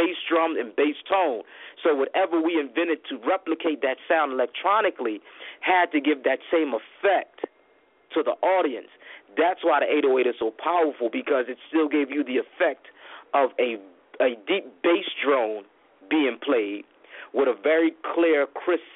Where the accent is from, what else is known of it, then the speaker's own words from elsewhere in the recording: Philadelphia, Pennsylvania, United States; I'm from John Coltrane's neighborhood, North Philadelphia